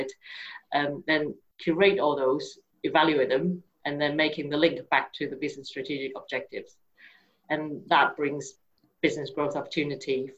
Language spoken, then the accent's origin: English; Taiwan; moved away as an adult; now in United Kingdom; I was originally from Taiwan and been living in the UK for over 22 years